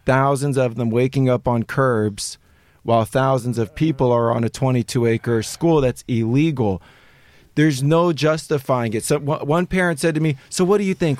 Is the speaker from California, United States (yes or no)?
yes; Los Angeles, California, United States; born and raised in Los Angeles, I went to a private school.